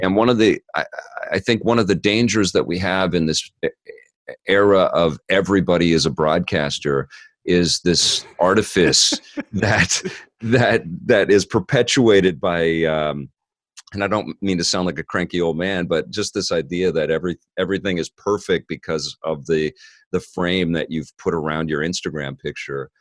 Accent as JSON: {"language": "English", "town": "Vancouver", "region": "British Columbia", "country": "Canada", "tie": "born or raised there", "said": "I grew up in Kits"}